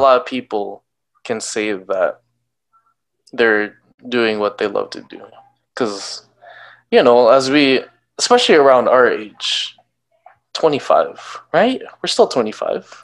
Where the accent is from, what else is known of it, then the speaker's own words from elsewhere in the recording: Canada; as a Filipino Canadian